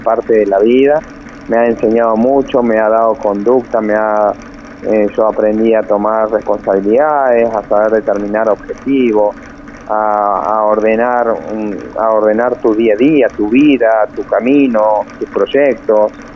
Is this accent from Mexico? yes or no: no; Río Gallegos, Santa Cruz, Argentina; moved away as an adult; also born or lived in El Calafate; now in Córdoba, Argentina; yo soy nacido en Río Gallego sí. y ahí fue, comencé yo a andar en bici, a correr en bici a los ocho años y a los 14 años me fui para Calafate